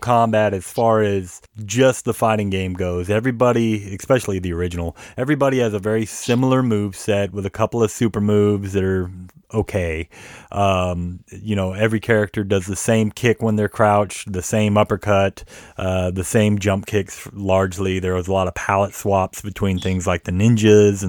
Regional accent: Georgia, United States; also born or lived in Seattle, Washington; now in Arkansas/Oklahoma area, United States; I grew up in Georgia and Seattle before

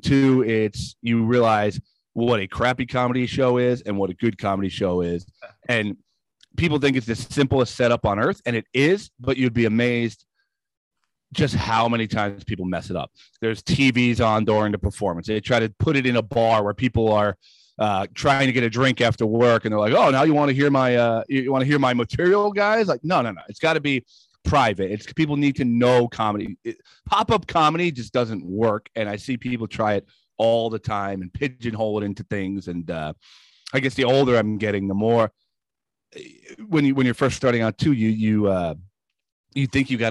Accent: Woodbridge, New Jersey, United States; also born or lived in Rockaway, New Jersey; I grew up in Woodbridge

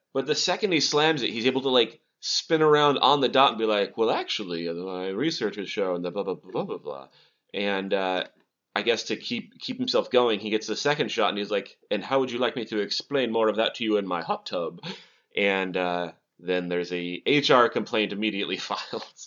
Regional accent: Montana, United States; I'm from Montana

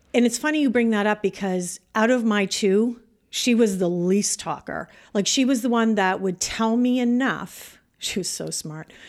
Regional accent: Canada; moved away as an adult; now in United States; I'm Canadian

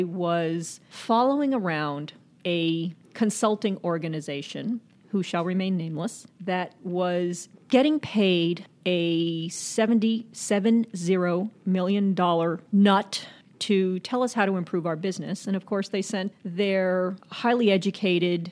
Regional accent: Zulia, Venezuela; moved away; also born or lived in New York City, United States; I was born in New York City, but I was raised in Venezuela and where my father is from.

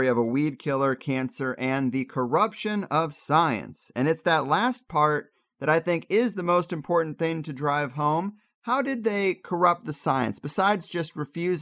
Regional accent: Jefferson County, Missouri, United States; I'm originally from Jefferson County, Missouri, which is not that far from Creve Coeur. And when I grew up, I had heard a lot of worship for Monsanto

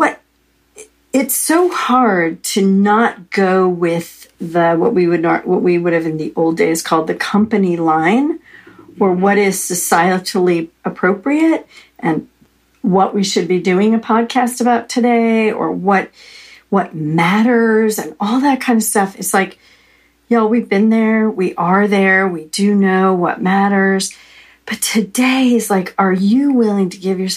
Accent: United States; I was American

